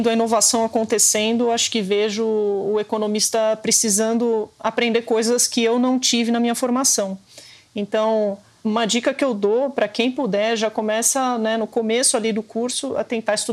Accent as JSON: {"language": "Portuguese", "region": "São Paulo", "country": "Brazil", "tie": "born or raised there", "said": "Como paulistana nascida e criada"}